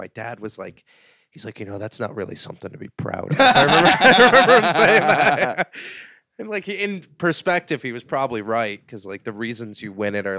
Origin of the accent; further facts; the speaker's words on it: Saugerties, New York, United States; Saugerties, New York, like upstate New York.